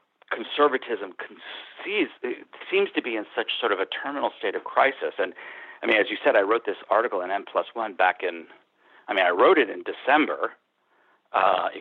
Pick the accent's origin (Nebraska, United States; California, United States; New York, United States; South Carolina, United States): New York, United States; I grew up in New York State.